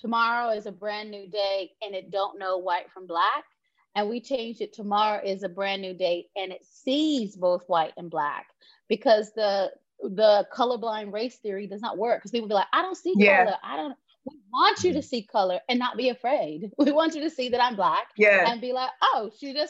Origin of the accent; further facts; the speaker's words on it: North Carolina, United States; moved away as an adult; now in United Kingdom; I grew up in North Carolina on a hog farm